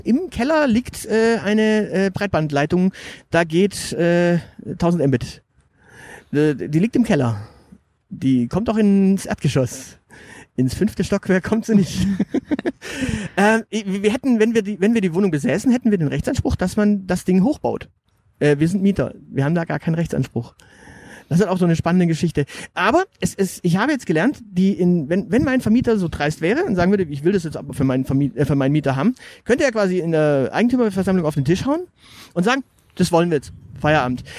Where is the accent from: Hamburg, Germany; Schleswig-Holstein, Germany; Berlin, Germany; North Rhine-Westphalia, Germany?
North Rhine-Westphalia, Germany; Münster; ich bin in Münster aufgewachsen, also ein paar Meter weiter da hinten